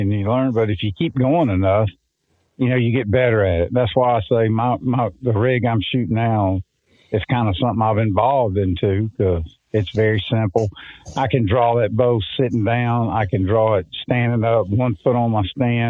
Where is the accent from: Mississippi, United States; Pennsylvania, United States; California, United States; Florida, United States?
Mississippi, United States; growing up in Mississippi